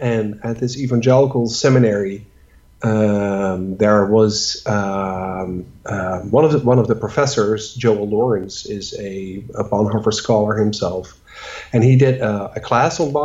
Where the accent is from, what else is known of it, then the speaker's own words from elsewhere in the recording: Netherlands; moved away; I'm from the Netherlands